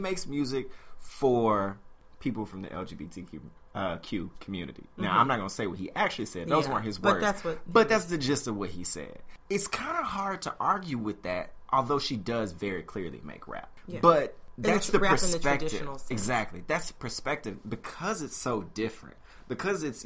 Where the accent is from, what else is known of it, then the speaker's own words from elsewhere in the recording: Memphis, Tennessee, United States; I'm from Memphis, Tennessee.